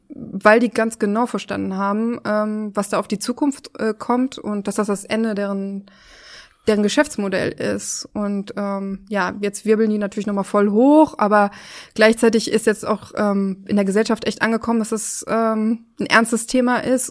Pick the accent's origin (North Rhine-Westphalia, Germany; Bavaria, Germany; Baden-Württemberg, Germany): North Rhine-Westphalia, Germany; Oberhausen; now in Berlin, Germany; Ich komme aus Oberhausen, aus Nordrhein-Westfalen